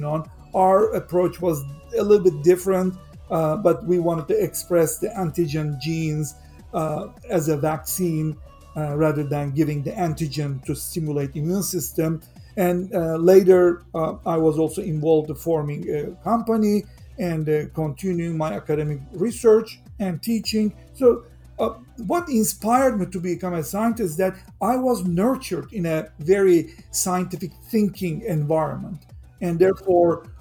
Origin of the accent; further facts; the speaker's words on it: Turkey; now in United States; I'm a Turkish citizen as well as a US citizen. I grew up in Turkey